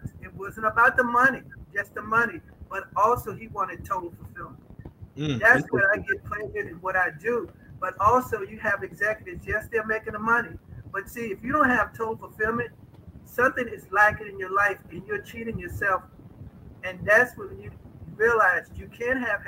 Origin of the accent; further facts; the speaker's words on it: Charlottesville, Virginia, United States; now in Northern Virginia, United States; I was born in Charlottesville, Virginia